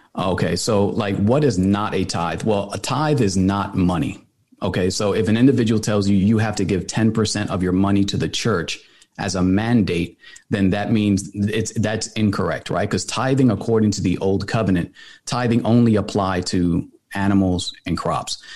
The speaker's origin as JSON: {"language": "English", "town": "New York City", "region": "New York", "country": "United States", "tie": "born or raised there", "moved": "yes", "lives_now": "Atlanta, United States", "said": "I was born in New York City. I lived in the Bronx, moved over to Atlanta, uh, finished high school here"}